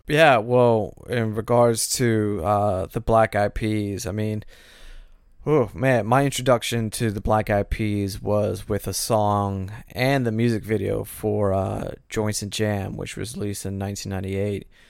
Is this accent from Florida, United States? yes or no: yes; Florida, United States; I grew up in Florida.